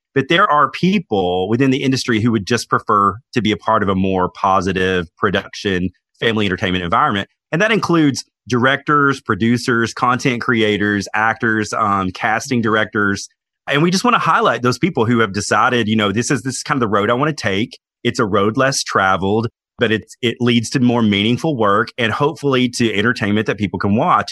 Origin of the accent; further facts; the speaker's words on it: Knoxville, Tennessee, United States; I was born in Knoxville, Tennessee